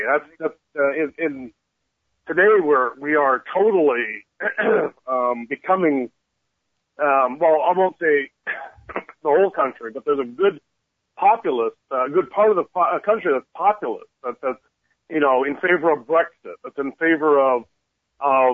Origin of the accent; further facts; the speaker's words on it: Canada; now in United States; I'm from Canada